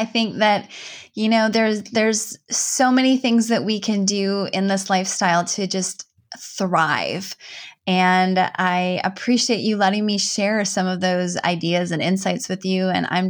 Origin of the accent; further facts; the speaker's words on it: Minnesota, United States; I'm from Northern Minnesota. So like walleye and wild rice, those are probably the two things.